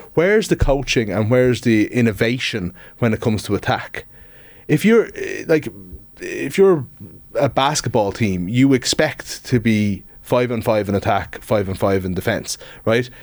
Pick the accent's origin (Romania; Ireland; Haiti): Ireland; Dublin, Leinster; I'm from Dublin, was born in Dublin and, um, like, was more into the dubs as a kid